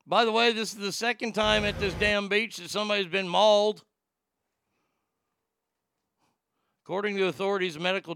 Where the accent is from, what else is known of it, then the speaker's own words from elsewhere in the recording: Texas, United States; my home state of Texas